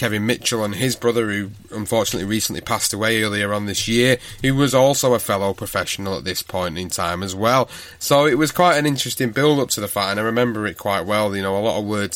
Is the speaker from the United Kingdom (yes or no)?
yes; Manchester, North West England, United Kingdom; my hometown of Manchester